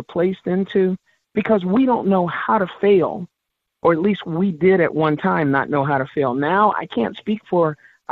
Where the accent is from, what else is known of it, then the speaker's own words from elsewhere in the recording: New Orleans, Louisiana, United States; also born or lived in South Carolina; I grew up in New Orleans, but also spent plenty of time in the Carolinas every summer